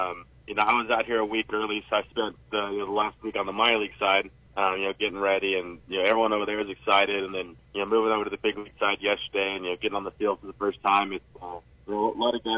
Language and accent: English; California, United States; Yeah, so I was always an Angels fan growing up.